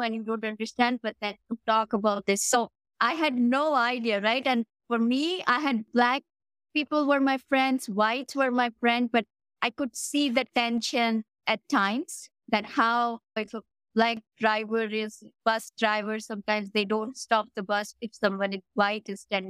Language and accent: English; India; moved away as an adult; now in Canada; I'm Indian